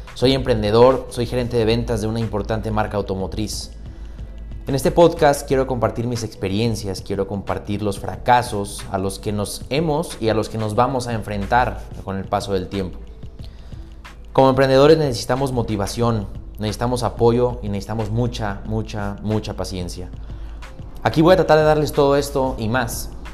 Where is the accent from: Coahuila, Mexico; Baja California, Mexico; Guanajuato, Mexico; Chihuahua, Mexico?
Guanajuato, Mexico; León; soy de León, Guanajuato